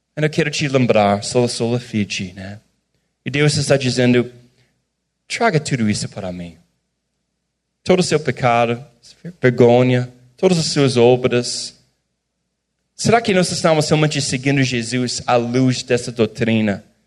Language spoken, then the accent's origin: Portuguese; United States; Portuguese is a second language; moved away as an adult; now in Brazil